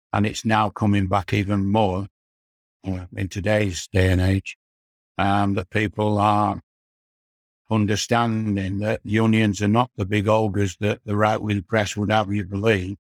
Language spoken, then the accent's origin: English; Morley, Yorkshire and the Humber, United Kingdom; also born or lived in Leeds; I was born and bred in Morley